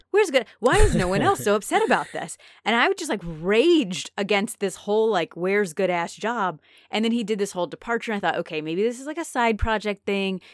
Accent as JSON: {"language": "English", "town": "Naperville", "region": "Illinois", "country": "United States", "tie": "born or raised there", "said": "my hometown"}